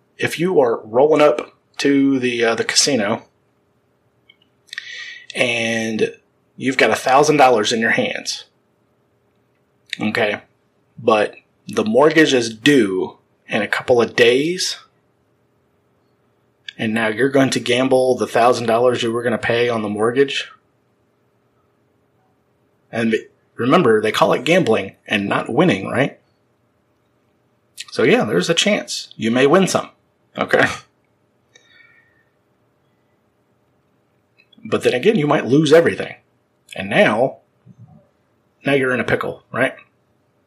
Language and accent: English; Baton Rouge, Louisiana, United States; right here in my hometown, Baton Rouge